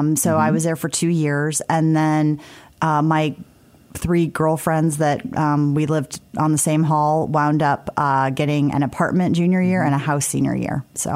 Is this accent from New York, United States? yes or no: no; South Bend, Indiana, United States; because I grew up in South Bend, like everybody's good in football, right?